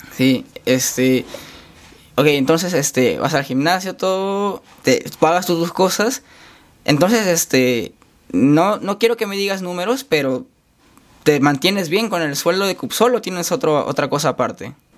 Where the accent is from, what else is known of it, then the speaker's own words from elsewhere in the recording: Chiclayo, Lambayeque, Peru; moved away as an adult; now in Lima, Peru; yo soy de Chiclayo